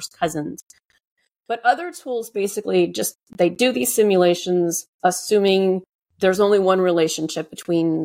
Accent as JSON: {"language": "English", "area": "Cajun", "region": "Louisiana", "country": "United States", "said": "I'm Cajun. Cajuns are the Southern Louisiana French culture who originally came from Nova Scotia."}